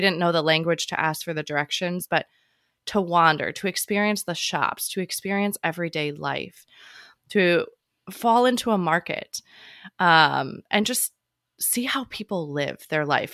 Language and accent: English; Chicago, Illinois, United States; moved away as an adult; also born or lived in Hawaii / Virginia Beach / Seattle / Sicily; growing up in Chicago